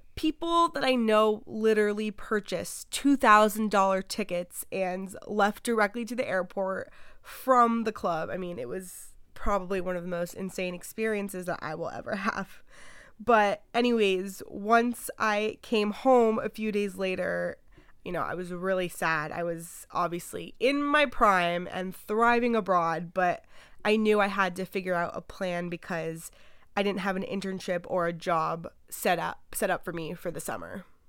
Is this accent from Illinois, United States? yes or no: no; Miami, Florida, United States; I'm from Miami, and I'm twenty-one